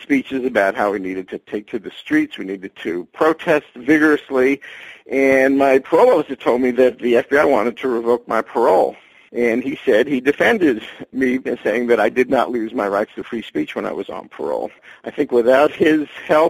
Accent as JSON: {"language": "English", "town": "New York City", "region": "New York", "country": "United States", "tie": "born or raised there", "said": "I grew up in New York City."}